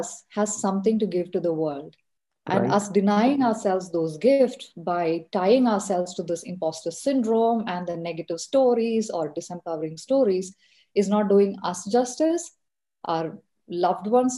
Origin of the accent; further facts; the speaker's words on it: Kerala, India; moved away as an adult; also born or lived in Lucknow, India; I'm originally from Kerala, India. And I did my schooling, most of my education, including my engineering there.